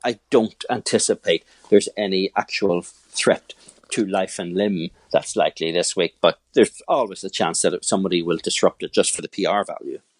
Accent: Northern Ireland, United Kingdom; moved away as an adult; also born or lived in Belfast; now in New York, United States; I grew up in Northern Ireland, moved to New York forty-eight hours after I got my final results in college in Belfast

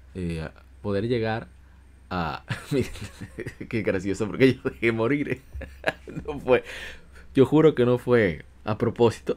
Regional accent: Dominican Republic; aquí decimos galletas en mi país, en República Dominicana

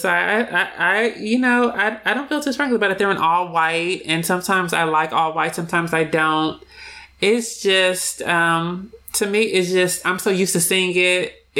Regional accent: California, United States; I'm from California.

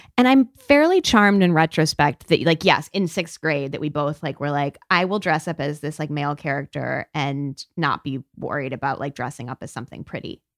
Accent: United States; I'm an American

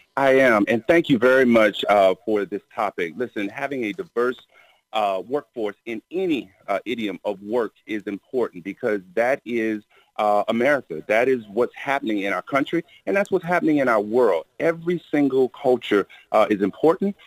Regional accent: Miami, Florida, United States; growing up in Miami, uh, the weather was great

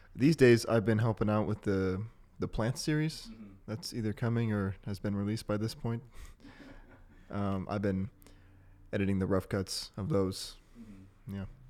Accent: Wenatchee Valley, Washington, United States; I am a Tulalip tribal member although I grew up in the Wenatchee Valley

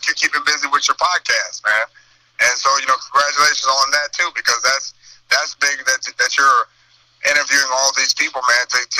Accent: East St. Louis, Illinois, United States; I'm from across the bridge. I'm from East St. Louis

